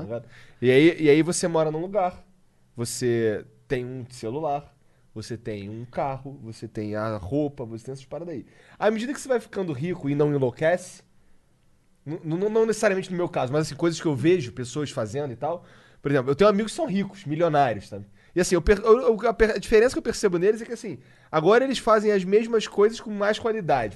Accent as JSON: {"language": "Portuguese", "country": "Brazil", "said": "eu sou brasileiro. Falo português."}